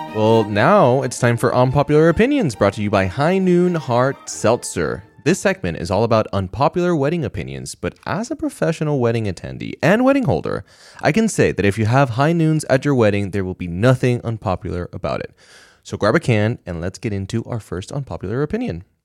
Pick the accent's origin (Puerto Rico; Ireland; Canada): Puerto Rico; I grew up in Puerto Rico